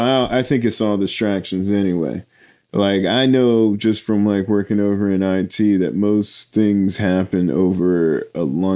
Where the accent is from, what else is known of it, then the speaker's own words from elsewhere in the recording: United States; I was American.